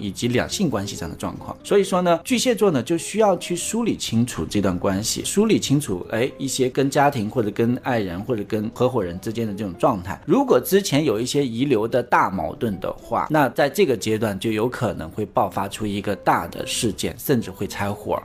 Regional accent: China; 我们中国人

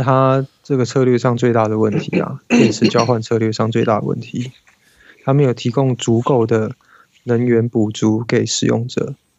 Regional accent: Taiwan; 我们台湾人

